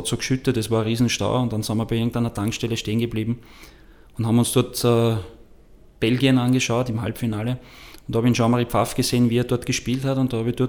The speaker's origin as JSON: {"language": "German", "town": "Wels", "region": "Upper Austria", "country": "Austria", "tie": "born there", "said": "ich bin geboren in Wels, habe begonnen bei Eintracht Wels als Torwart"}